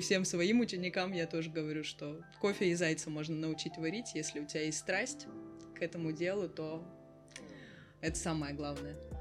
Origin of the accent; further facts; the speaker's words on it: Vladivostok, Primorsky Krai, Russia; now in Batumi, Georgia; я из Владивостока. И у нас кофейня в Батуми